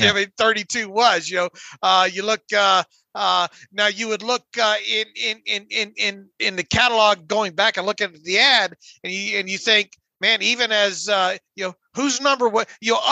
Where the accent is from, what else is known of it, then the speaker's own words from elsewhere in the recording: Pensacola, Florida, United States; where I grew up in in Pensacola.